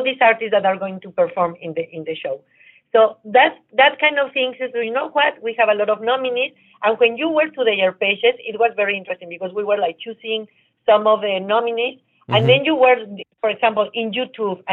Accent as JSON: {"language": "English", "country": "Mexico", "also_born_or_lived": "New York / Miami", "moved": "yes", "lives_now": "United States", "said": "I'm from Mexico. I live in New York and in Miami."}